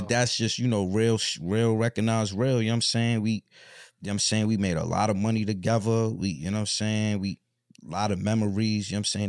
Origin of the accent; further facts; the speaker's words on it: Mount Vernon, New York, United States; moved away; I'm from Mount Vernon, like, so, you know, that's like the country of New York